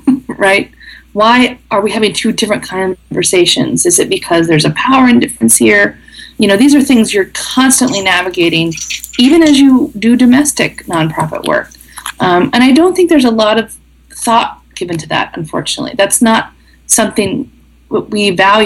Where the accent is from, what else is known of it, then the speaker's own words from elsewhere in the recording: the middle of the U.S., Midwest, United States; moved away as an adult; also born or lived in Southern Africa; having come from the middle of the U.S. and from a town of 300 people